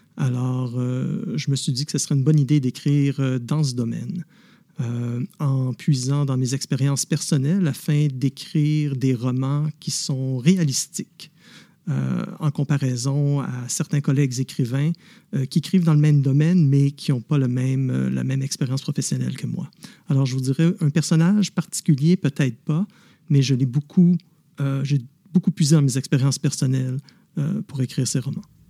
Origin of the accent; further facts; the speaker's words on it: Montreal, Quebec, Canada; now in Ottawa, Canada; je suis né à Montréal, mais j'habite maintenant à Ottawa